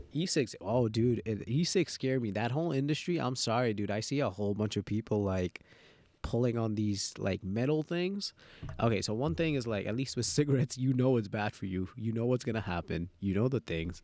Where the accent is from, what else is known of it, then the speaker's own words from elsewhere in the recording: New York City, New York, United States; English is a second language; also born or lived in Dhaka, Bangladesh; So I came straight from Dhaka, and I, and I moved to Jamaica Queens